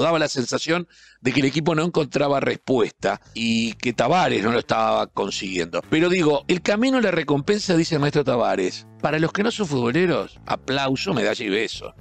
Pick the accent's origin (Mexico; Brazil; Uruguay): Uruguay; yo solo como periodista uruguayo